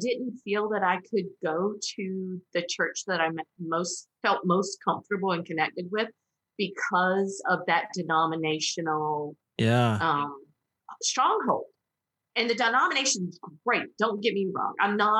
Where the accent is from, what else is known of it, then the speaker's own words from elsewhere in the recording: Southern United States, United States; And, you know, growing up in the Bible Belt as a Protestant, ooh, that wasn't, you know, that wasn't a thing.